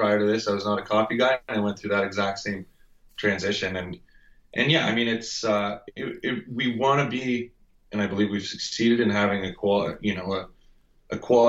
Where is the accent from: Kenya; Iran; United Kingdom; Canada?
Canada; Ontario; So I grew up in Ontario, actually, on a lake in a rural area